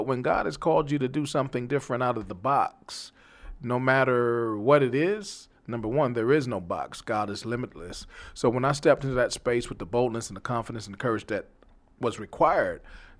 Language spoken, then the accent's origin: English; New York, United States; now in Texas, United States; when I came from New York, I had no idea that I would be in Texas, to be quite honest with you. I thought the Lord was punishing me because New York was home. That's all I knew.